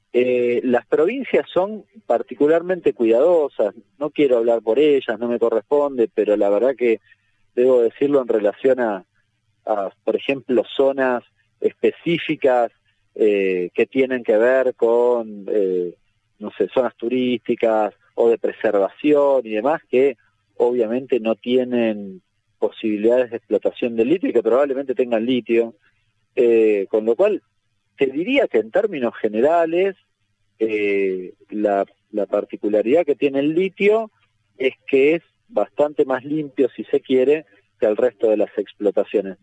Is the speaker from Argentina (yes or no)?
yes; Argentina; soy argentino